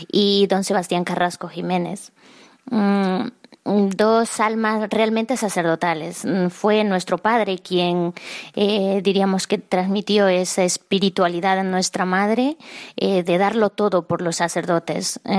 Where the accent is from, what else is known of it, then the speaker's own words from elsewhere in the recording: San Martín, Peru; yo soy de Perú y de un pueblo muy pequeñito, pero mi parroquia eh, pertenece a la prelatura de Moyobamba